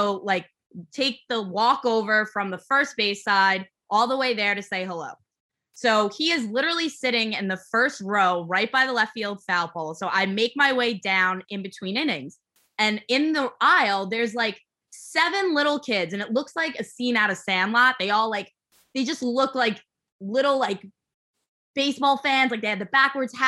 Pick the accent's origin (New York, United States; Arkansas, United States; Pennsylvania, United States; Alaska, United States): New York, United States; New York City; I was from Staten Island